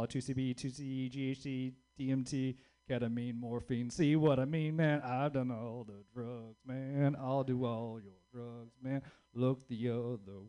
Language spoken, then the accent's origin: English; the South, United States; now in Bay Area, United States; being a Southerner in the Bay Area